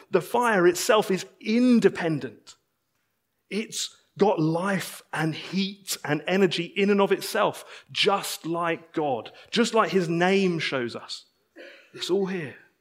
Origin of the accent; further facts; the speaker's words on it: United Kingdom; I'm a British citizen